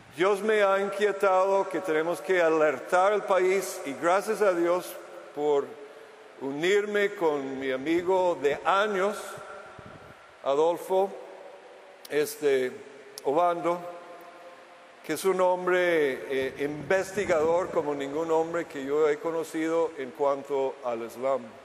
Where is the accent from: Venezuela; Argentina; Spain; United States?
United States; Spanish is a second language; moved away as an adult; now in Costa Rica; Hace 18 años estuve en mi país natal, Estados Unidos